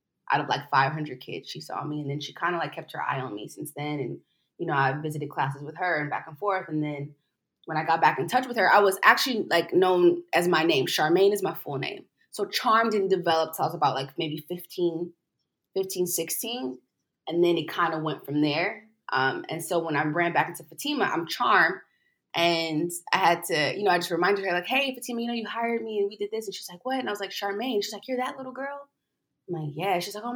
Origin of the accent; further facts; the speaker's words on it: Compton, California, United States; I grew up in South Central, in Compton